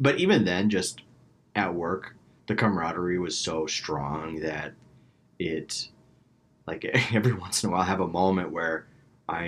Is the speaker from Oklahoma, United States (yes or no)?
yes; Tulsa, Oklahoma, United States; moved away as an adult; also born or lived in Houston, Texas / New Orleans, Louisiana; now in Chicago, United States; Born in Houston, moved to Tulsa, Oklahoma as a little kid. Have lived there until I was 18